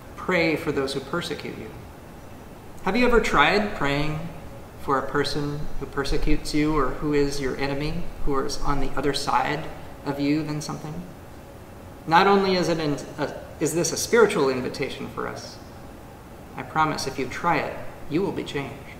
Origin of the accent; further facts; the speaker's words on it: United States; as an American